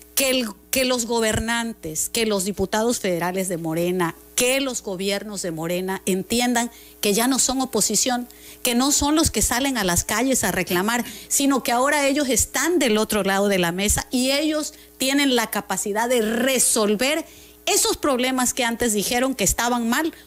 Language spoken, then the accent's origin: Spanish; Mexico; nosotros como mexicanos